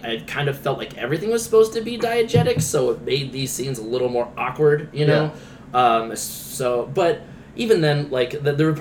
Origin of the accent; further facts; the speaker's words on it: Northeast Ohio, United States; growing up in Northeast Ohio